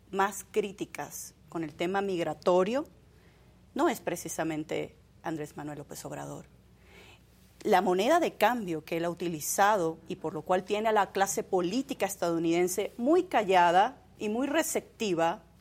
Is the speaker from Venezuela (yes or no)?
yes; Venezuela; Venezuela. Venezuela. Eh, y, bueno, también soy colombo-venezolana.